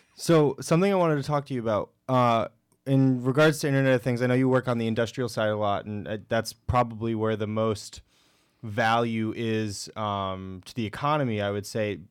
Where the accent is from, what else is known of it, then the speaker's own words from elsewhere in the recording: Connecticut, United States; moved away as an adult; I'm from Connecticut